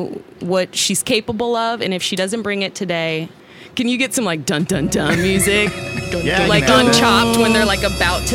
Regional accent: Kansas City, Missouri, United States; now in Riverside, United States; I grew up in Waldo area.

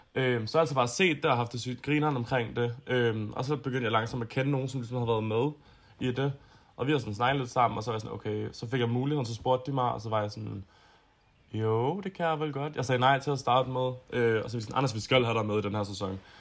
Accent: Copenhagen, Capital Region of Denmark, Denmark; Jeg er fra Østerbro i København

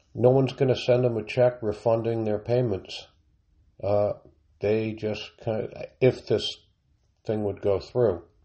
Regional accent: United States; speaking as an American

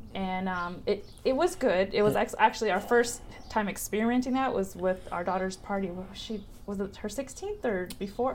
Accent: Westminster, California, United States; also born or lived in Long Beach, California; I was born in Long Beach. Um, I grew up majority in Orange County

